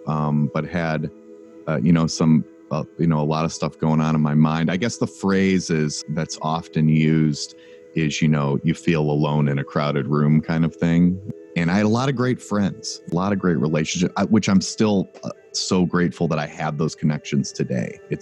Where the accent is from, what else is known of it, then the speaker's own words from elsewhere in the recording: Cleveland, Ohio, United States; I grew up in Cleveland.